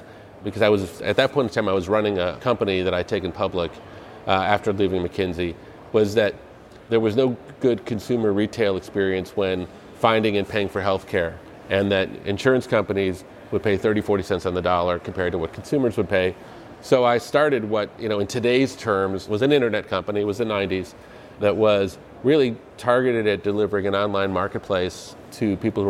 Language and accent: English; Evanston, Illinois, United States; I grew up right outside of Chicago.